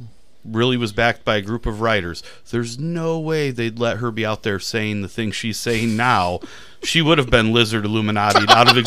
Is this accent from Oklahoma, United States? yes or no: no; Osceola, Indiana, United States; I'm from Osceola